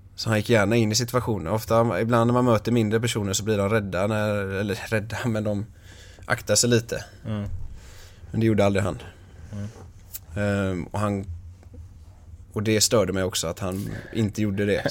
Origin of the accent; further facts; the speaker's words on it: Ytterby, Västra Götaland, Sweden; Ytterby där jag är ifrån.